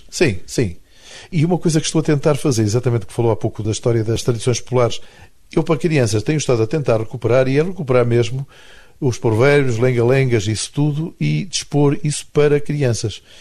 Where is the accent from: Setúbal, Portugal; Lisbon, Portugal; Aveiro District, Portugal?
Aveiro District, Portugal; Espinho; moved away as an adult; also born or lived in Porto; now in Funchal, Portugal; Saí daqui com 3 anos, vivi em Espinho, uma data até aos 20. Depois aos 20 fui para o Porto